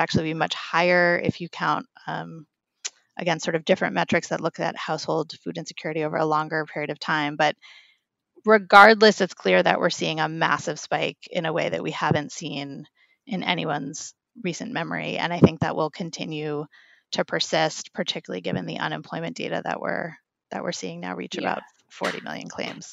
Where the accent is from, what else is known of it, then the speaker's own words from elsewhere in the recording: New York City, New York, United States; I'm a New Yorker